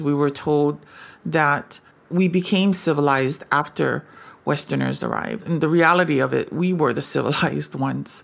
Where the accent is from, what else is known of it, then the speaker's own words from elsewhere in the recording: Native Hawaiian, United States; as a Kanaka Maoli mother